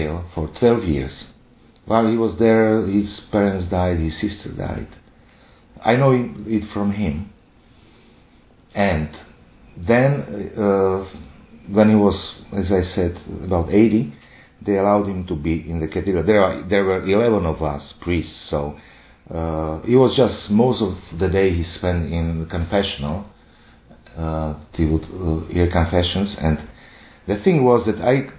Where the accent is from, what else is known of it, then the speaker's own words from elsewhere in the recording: Slovakia; I'm from Slovakia.